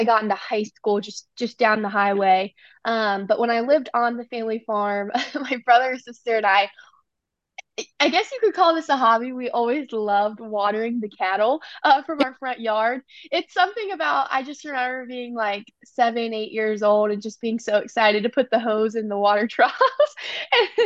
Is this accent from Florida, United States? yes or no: no; Amanda, Ohio, United States; I'm from Amanda, Ohio. So I'm just 45 minutes southeast of Columbus, Ohio.